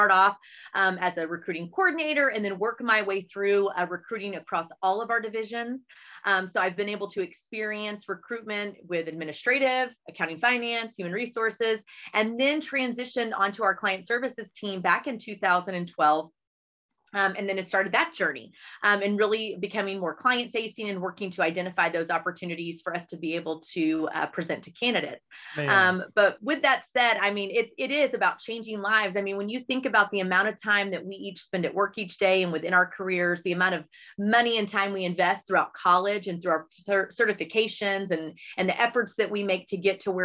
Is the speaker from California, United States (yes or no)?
no; Hurst-Euless-Bedford area, Texas, United States; also born or lived in Metairie, Louisiana / Houston, Texas; he was then transferred again to Arlington, Texas, which brought us to the HEB area, which is really where, you know, we grew up